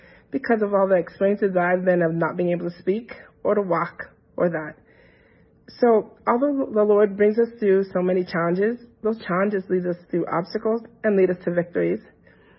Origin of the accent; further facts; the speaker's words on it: New Mexico, United States; moved away as an adult; also born or lived in Maryland; now in Denver, United States; I grew up in New Mexico, born and raised